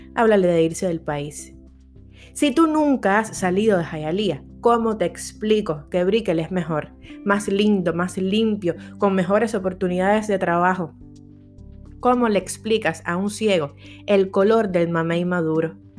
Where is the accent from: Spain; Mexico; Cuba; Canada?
Cuba; moved away as an adult; now in United States; yo no solo soy cubana porque nací en Cuba